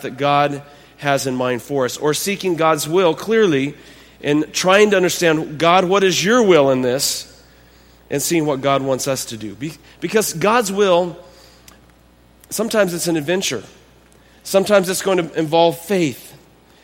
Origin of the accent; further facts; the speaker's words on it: Texas, United States; now in North Carolina, United States; I was born in Texas